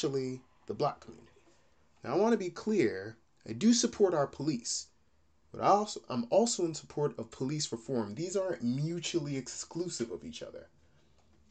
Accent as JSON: {"language": "English", "region": "Georgia", "country": "United States", "tie": "born or raised there", "said": "I grew up in Georgia"}